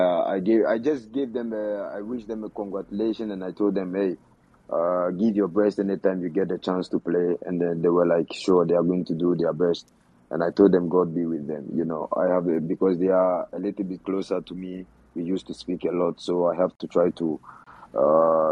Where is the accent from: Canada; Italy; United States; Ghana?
Ghana; I belongs to Ghana and I'm coming from Ghana